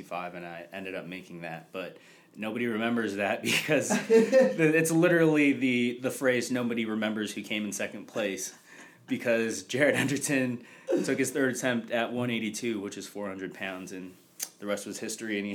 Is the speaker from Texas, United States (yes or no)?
no; California, United States; we're fucking from California